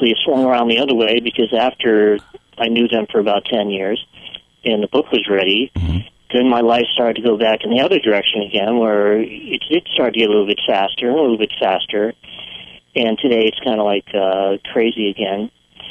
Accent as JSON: {"language": "English", "region": "Northeast", "country": "United States", "tie": "born or raised there", "also_born_or_lived": "Maine", "moved": "yes", "said": "I was born in the Northeast"}